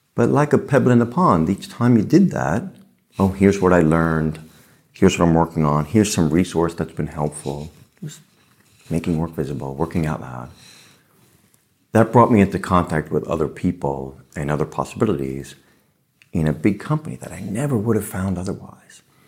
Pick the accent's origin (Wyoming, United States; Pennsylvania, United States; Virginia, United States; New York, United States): New York, United States; New York City; I grew up in the Bronx, with, you know, lower middle class parents